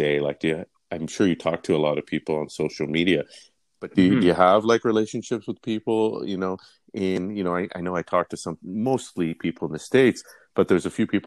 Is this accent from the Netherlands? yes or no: no; Toronto, Ontario, Canada; I'm also from North York